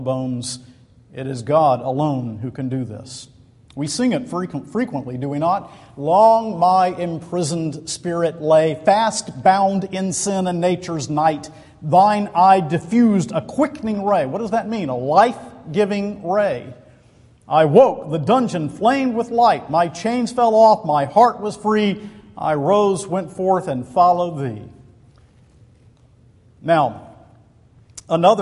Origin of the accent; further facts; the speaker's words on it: Macon, Georgia, United States; moved away; Back in my hometown of Macon, Georgia, my people are buried in Riverside Cemetery